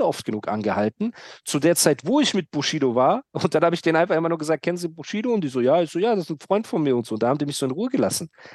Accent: Heidelberg, Baden-Württemberg, Germany; ich komme aus Heidelberg

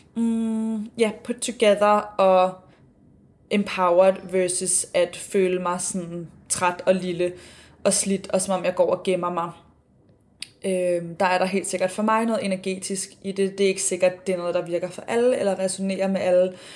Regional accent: Denmark; now in Sydney, Australia; hjemme i Danmark

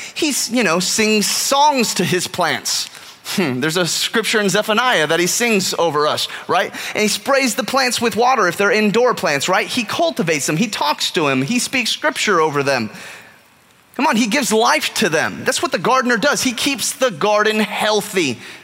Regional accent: California, United States; moved away; growing up in California

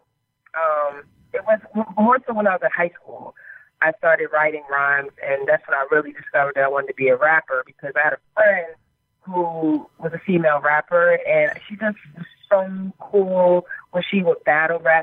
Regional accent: South Florida, United States; moved away as an adult; now in Baltimore, United States; I actually was born and raised in Florida

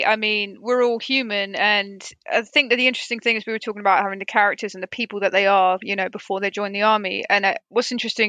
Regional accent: United Kingdom; obviously as British people

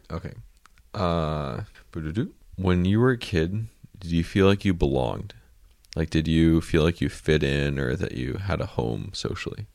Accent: United States; I'm an American

